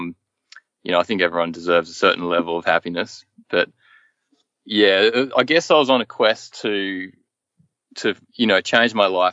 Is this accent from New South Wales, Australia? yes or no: no; Hobart, Tasmania, Australia; moved away as an adult; I've lived my whole life in Hobart, in various suburbs of Hobart